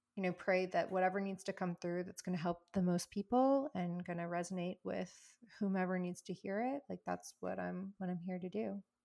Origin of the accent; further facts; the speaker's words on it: the South, United States; moved away; also born or lived in California / New York City; I grew up in the South where, like, you feed people to show your love